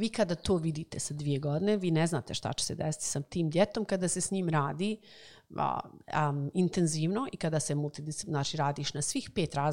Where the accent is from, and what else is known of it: Bosnia & Herzegovina; moved away as an adult; also born or lived in United States